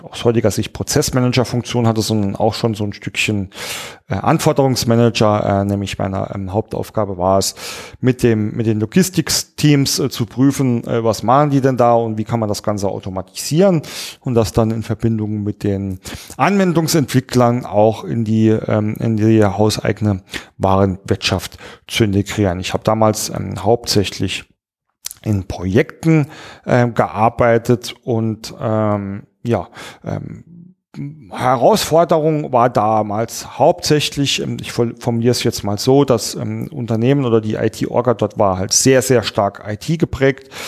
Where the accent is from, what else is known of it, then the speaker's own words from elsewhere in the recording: Saarland, Germany; Naja, ähm, nun komme ich ja aus dem Saarland, wie der ein oder andere weiß. Und im Saarländern sagt man nach, dass wir sehr, sehr heimatsverliebt sind.